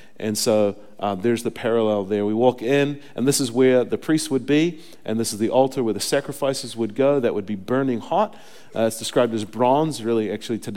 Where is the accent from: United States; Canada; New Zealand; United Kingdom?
New Zealand; moved away; I come from New Zealand where we eat lots of sheep